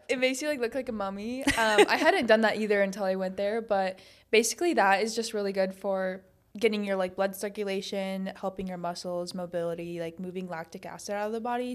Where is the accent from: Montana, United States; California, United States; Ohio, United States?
Montana, United States; moved away as an adult; now in Arizona, United States; I grew up in Montana